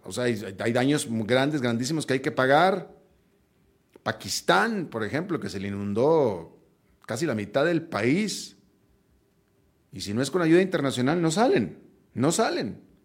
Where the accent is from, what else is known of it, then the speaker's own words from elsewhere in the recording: Mexico; Mis propios hijos, mis hijos son estadounidenses de nacimiento y siguen viviendo en Estados Unidos, pero son hijos de mexicanos.